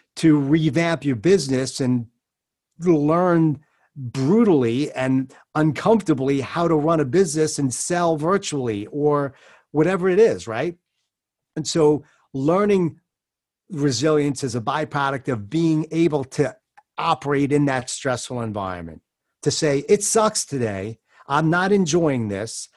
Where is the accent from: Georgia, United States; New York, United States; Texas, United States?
New York, United States; I'm a Jew from New York